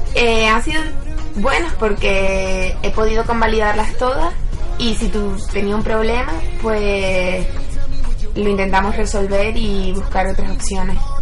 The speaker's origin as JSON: {"language": "Spanish", "region": "Canary Islands", "country": "Spain", "also_born_or_lived": "Madrid, Spain", "moved": "as an adult", "said": "yo soy de las Islas Canarias"}